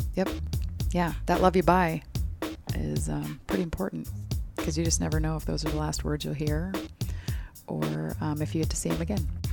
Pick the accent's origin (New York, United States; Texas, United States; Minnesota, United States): Minnesota, United States; moved away as an adult; now in Phoenix, United States; I love being from there